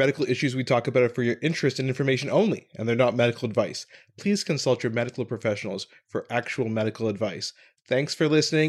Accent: Ottawa, Ontario, Canada; at the Bronson Center in Ottawa, my hometown

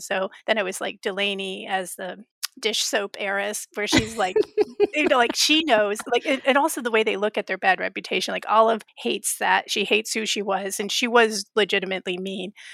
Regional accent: Florida, United States; I grew up in Florida

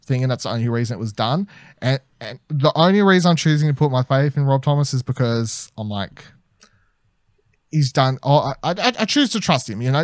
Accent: Australia; as an Australian

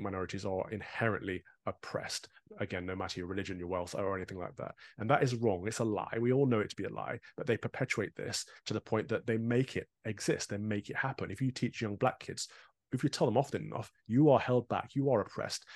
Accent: United Kingdom; as a Brit

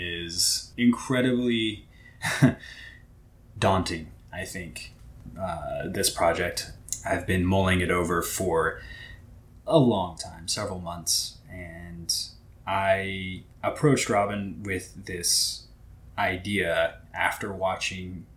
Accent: Southwest Missouri, United States; I was born and raised in Southwest Missouri

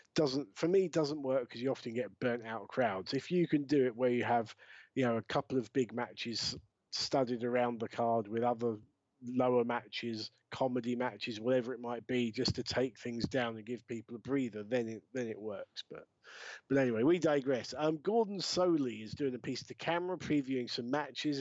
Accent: Brighton, South East England, United Kingdom; my hometown of Brighton

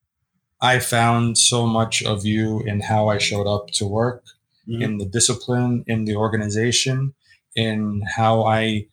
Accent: United States; Being born and raised in America by parents who came from a different place

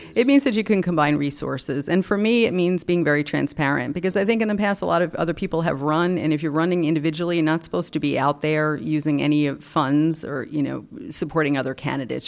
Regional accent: North Bergen, New Jersey, United States; now in Rockville, United States; I grew up in North Bergen, New Jersey, actually, right outside the Lincoln Tunnel

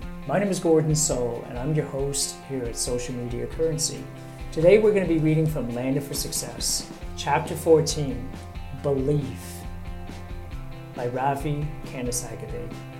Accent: Sri Lanka; moved away as an adult; also born or lived in Middle East; now in Canada; Prior to coming to my new country, I grew up in Sri Lanka and spent some time in the Middle East, where I worked as a welder fitter

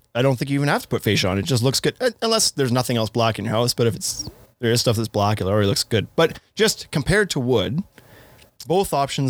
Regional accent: Canada; I'm from Canada.

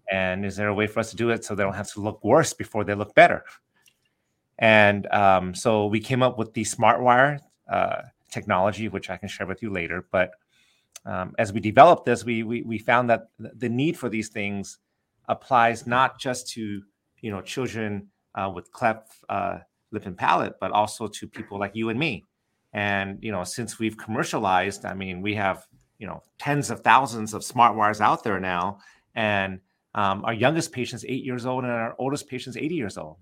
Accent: Southern California, United States; growing up in Southern California

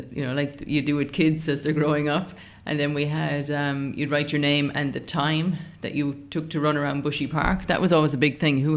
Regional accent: Australia; and I am from Australia, and she's getting ready to run at the World Indoors next week.

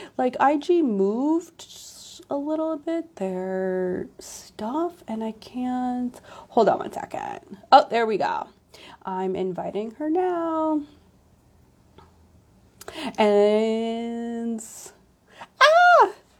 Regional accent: New York City, New York, United States; I'm a New Yorker through and through

